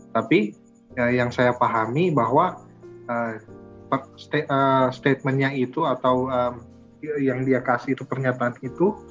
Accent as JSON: {"language": "Indonesian", "town": "Manado", "region": "North Sulawesi", "country": "Indonesia", "said": "didoakan saya berasal dari Manado"}